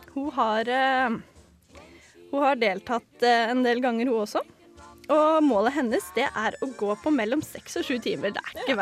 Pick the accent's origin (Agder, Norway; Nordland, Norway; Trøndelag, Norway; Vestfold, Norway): Vestfold, Norway; Sandefjord; jeg kommer jo fra Sandefjord